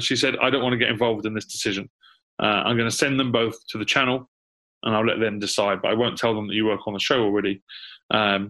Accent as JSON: {"language": "English", "region": "London", "country": "United Kingdom", "tie": "born or raised there", "also_born_or_lived": "New York / Los Angeles", "said": "I'm born and raised in London"}